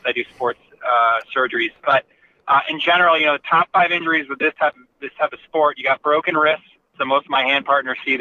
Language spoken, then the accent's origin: English; Seattle, Washington, United States; I grew up in the Seattle area